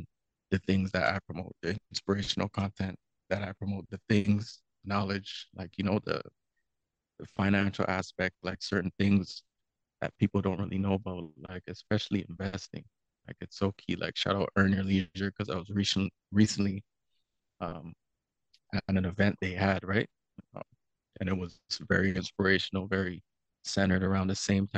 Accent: Toronto, Ontario, Canada; I'm from Scarborough, so in the East End, Greenbrae to be exact. So growing up there, it's a little different

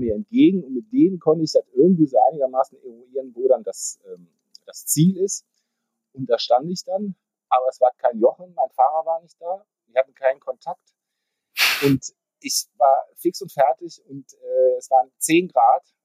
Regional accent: Düsseldorf, North Rhine-Westphalia, Germany; Ich bin äh, gebürtiger Düsseldorfer

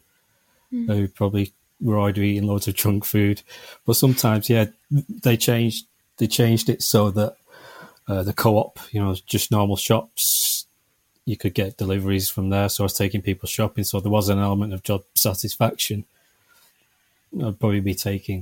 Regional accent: Manchester, North West England, United Kingdom; I'm from Manchester

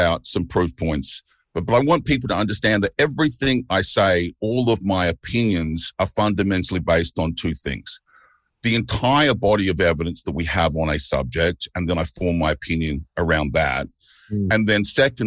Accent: Melbourne, Victoria, Australia; moved away as an adult; now in Chiang Mai, Thailand; I grew up in Port Melbourne, but I live in Thailand now, in Chiang Mai.

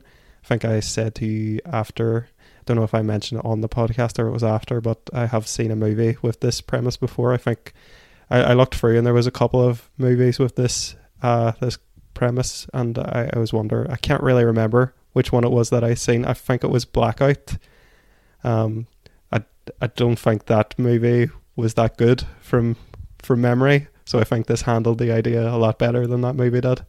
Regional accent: Derry, Northern Ireland, United Kingdom; also born or lived in Belfast; we are from Northern Ireland, if people couldn't tell by the accents. We're from Derry

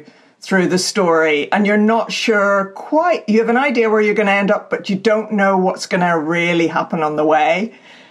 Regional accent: Northern Ireland, United Kingdom; born or raised there; moved away as an adult; also born or lived in England

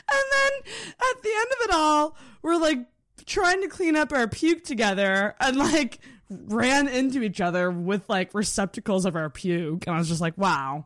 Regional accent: Antigonish, Nova Scotia, Canada; I grew up in Anagonish

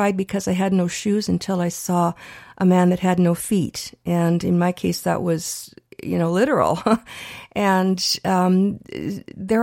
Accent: Canada; we're Canadian born

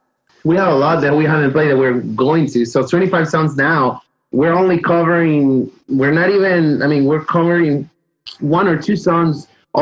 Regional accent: Peru; moved away; I think that song, it's special because I moved here in 95 from Peru.

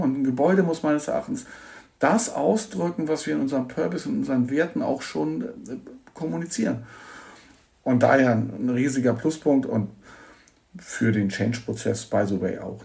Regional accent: Hamburg, Germany; Ich bin Hamburger und kann seit über 20 Jahren so miterleben, wie hier ein Stadtteil entsteht

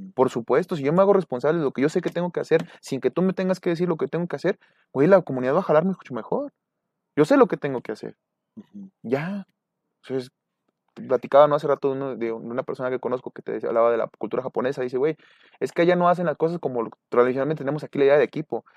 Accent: Mexico; somos un núcleo mexicano muy unido

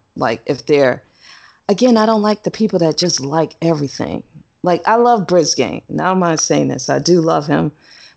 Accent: United States; I'm an American.

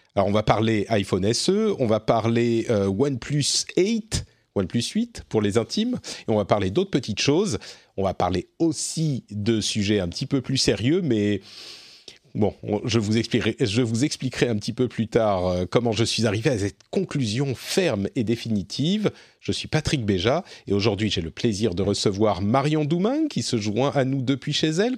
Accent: France; chez nous, en France

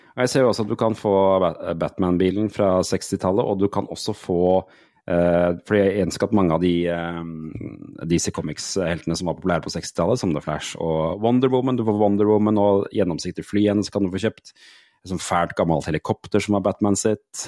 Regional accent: Porsgrunn, Telemark, Norway; der jeg er fra, Porsgrunn, Langesund-aktig.

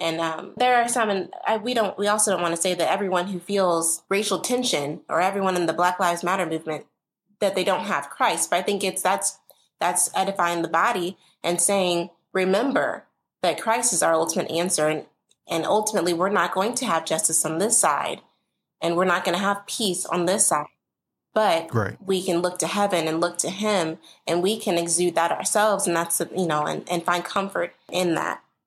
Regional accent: St. Louis, Missouri, United States; I grew up here in St. Louis, primarily in Hazelwood

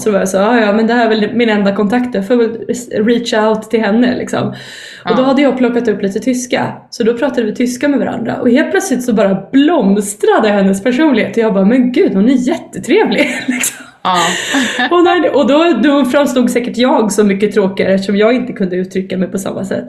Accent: Sweden; som vi svenskar liksom, pratar flytande

